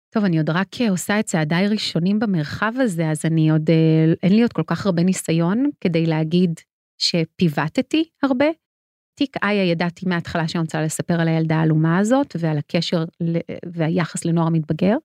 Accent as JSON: {"language": "Hebrew", "town": "Ramat HaSharon", "region": "Tel Aviv District", "country": "Israel", "tie": "born or raised there", "said": "אני גדלתי ברמת השרון מול הספרייה הציבורית"}